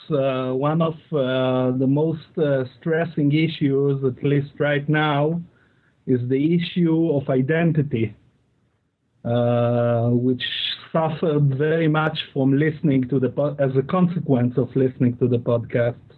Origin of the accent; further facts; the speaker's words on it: Israel; I'm from Israel.